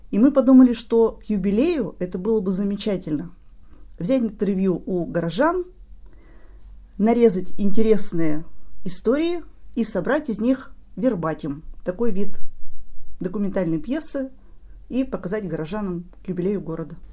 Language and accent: Russian; Sylva, Perm Krai, Russia; moved away as an adult; now in Perm, Russia; Я недалеко, я из Сылвы. Поэтому я, мой путь в Пермь был не очень длинным, это буквально 40 минут на автобусе.